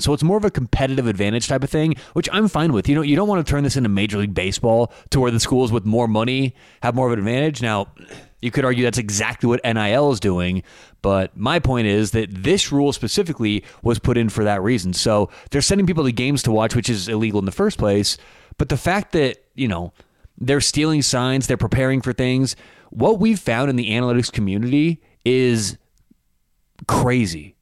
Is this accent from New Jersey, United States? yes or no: no; Denver, Colorado, United States; I'm from Denver.